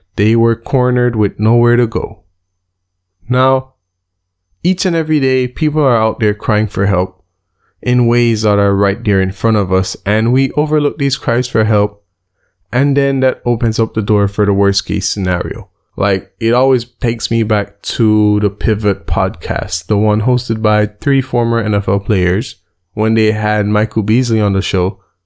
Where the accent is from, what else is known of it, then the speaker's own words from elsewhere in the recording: Belize; Belize, my home country, has a population of a little bit under four hundred thousand people